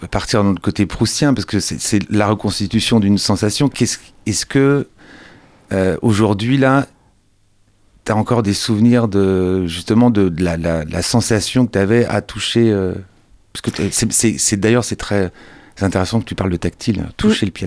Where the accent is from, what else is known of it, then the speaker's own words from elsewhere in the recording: Angers, Pays de la Loire, France; moi, je suis né à Angers.